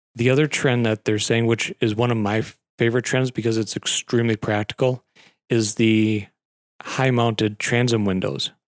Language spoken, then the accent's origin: English; Wisconsin Rapids, Wisconsin, United States; also born or lived in Wausau; I've been stuck in Rapids all my life